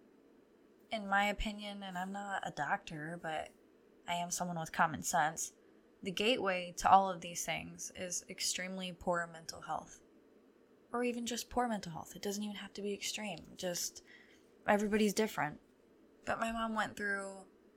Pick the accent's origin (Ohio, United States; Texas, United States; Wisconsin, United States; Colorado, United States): Ohio, United States; near Toledo; I'm from Ohio and very close to Toledo.